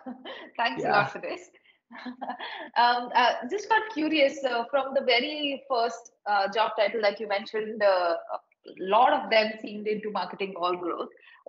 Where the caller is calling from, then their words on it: India; Where are you speaking from? I'm speaking from India.